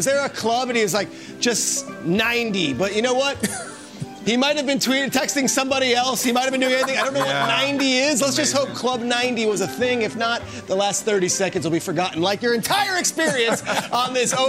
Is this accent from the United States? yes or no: yes; Northeast, United States; Here, look, I'm from the Northeast.